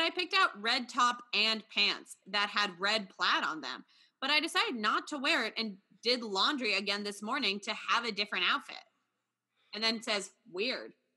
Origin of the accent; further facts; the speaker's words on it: New York, United States; me as a New Yorker